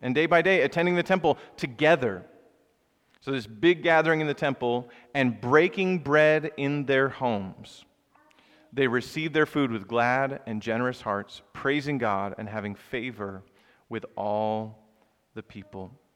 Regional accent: the South, United States; moved away as an adult; now in Philadelphia, United States; where I grew up in the South

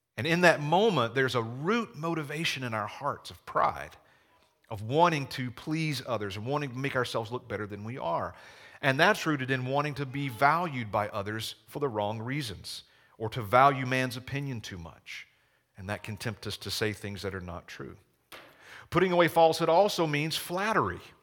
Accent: Georgia, United States; accent: Southern; now in Chaska, United States; I grew up in a small town in Georgia. Maybe you picked up on a little Southern accent.

